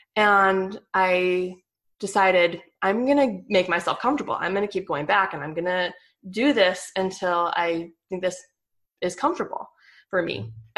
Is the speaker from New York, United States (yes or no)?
no; Flagstaff, Arizona, United States; moved away as an adult; now in Mesquite, United States; I grew up mostly in Flagstaff. I moved there when I was six. So it's kind of a liberal town.